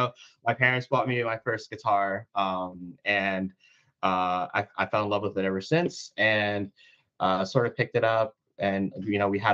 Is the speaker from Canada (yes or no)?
no; Philadelphia, Pennsylvania, United States; moved away as an adult; now in Nashville, United States; I was born and raised in Philadelphia, and I just moved to Nashville about 3 weeks ago.